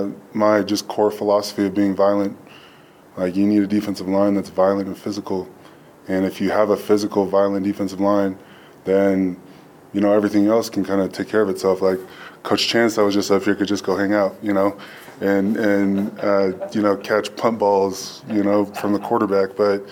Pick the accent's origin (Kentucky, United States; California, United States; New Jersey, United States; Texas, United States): California, United States; Oceanside; So I grew up in Oceanside, born and raised, and I knew those names, and I knew Colorado because of those names.